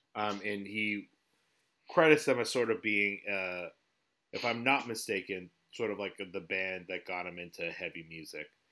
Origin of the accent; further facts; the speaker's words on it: New England, United States; we're from New England. We live in the Northeast of America.